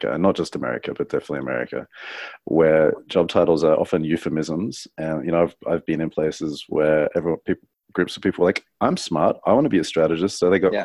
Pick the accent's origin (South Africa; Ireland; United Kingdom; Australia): Australia; Sydney, New South Wales; moved away as an adult; also born or lived in New York; growing up in Sydney, I would expect to compete with my friends at Universal McCann